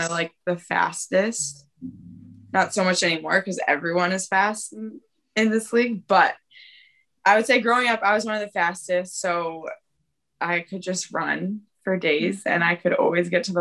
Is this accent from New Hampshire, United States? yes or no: yes; New Hampshire, United States; I'm like, New Hampshire